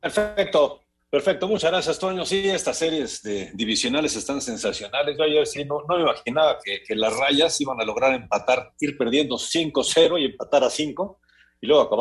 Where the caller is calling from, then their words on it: State of Mexico, Mexico; Buenas tardes … del Estado de México.